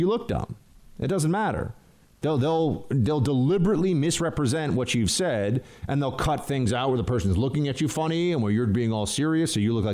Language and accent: English; New York, United States; I'm a New Yorker